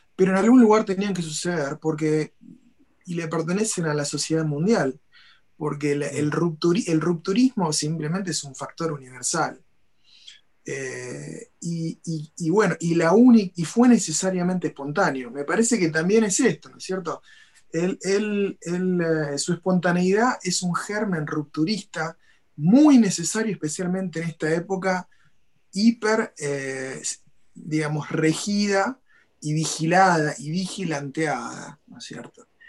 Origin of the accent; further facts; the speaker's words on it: Argentina; moved away; yo que soy un argentino que vive a distancia en mi país